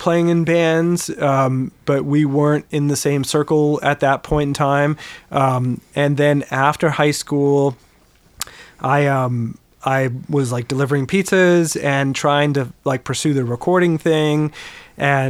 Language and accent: English; Wilmette, Illinois, United States; now in Evanston, United States; I grew up in Wilmette.